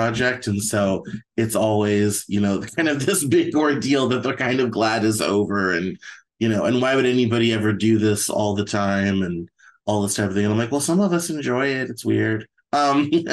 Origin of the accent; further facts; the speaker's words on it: Arvada, Colorado, United States; moved away as an adult; also born or lived in Greeley, Colorado; now in Seattle, United States; That's where I grew up. I grew up in Arvada.